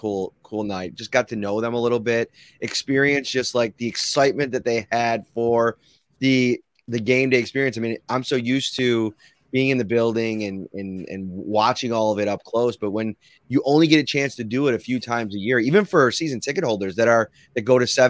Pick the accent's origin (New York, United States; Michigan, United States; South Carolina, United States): New York, United States; Buffalo; growing up in Buffalo around the team and the organization, the community